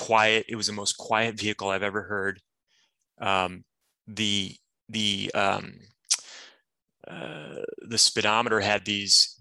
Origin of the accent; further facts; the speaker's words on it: Detroit, Michigan, United States; moved away; a high school student at the time, growing up in Detroit